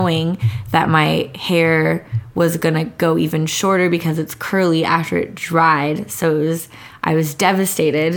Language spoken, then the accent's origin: English; San Diego, California, United States; I grew up in Mira Mesa's predominantly Asian community